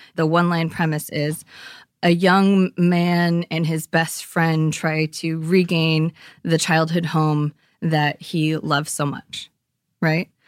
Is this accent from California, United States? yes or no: yes; East Bay, California, United States; growing up there, I grew up in the East Bay